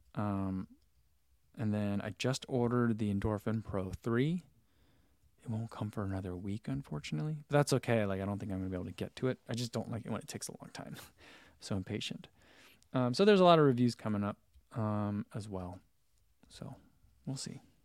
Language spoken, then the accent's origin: English; New Jersey, United States; moved away; I'm originally from New Jersey